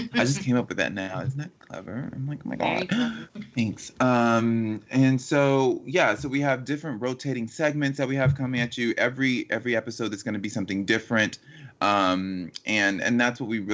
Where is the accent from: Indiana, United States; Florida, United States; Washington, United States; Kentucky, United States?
Florida, United States; Miami; We're both from Miami, Florida